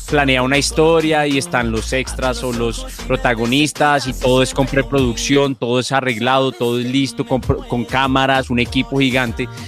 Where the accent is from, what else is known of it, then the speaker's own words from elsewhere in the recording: Colombia; como buen colombiano